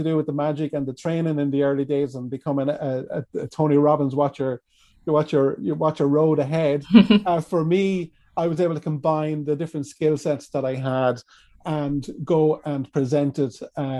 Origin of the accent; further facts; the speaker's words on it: Kilkenny, County Kilkenny, Ireland; I'm from Kilkenny. And for anyone who's been to Kilkenny, we've got a beautiful medieval city here